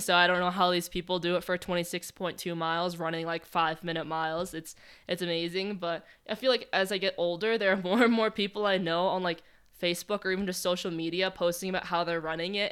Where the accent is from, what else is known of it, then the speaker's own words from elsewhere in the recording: Boston Marathon course town, Massachusetts, United States; moved away; the course goes right through my hometown